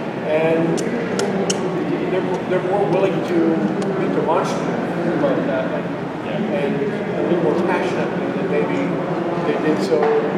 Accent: Canada; accent: Canadian; also born or lived in England; I'm born in England, but I have a card in my wallet that says I'm a Canadian.

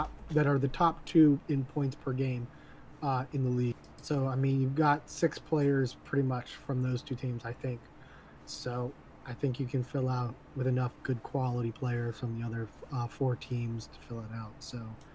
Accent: Cajun, Louisiana, United States; I'm a Cajun

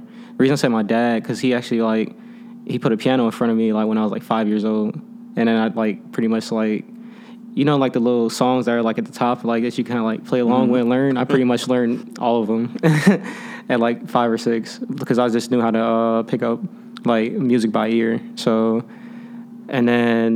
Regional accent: Chicago, Illinois, United States; also born or lived in Calumet City; I'm from the South Side of Chicago. I was born more in like the High Park area, so like 63rd and Blackstone

